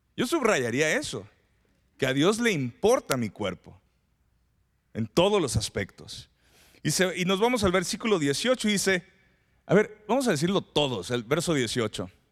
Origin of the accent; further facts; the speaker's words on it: Mexico; los mexicanos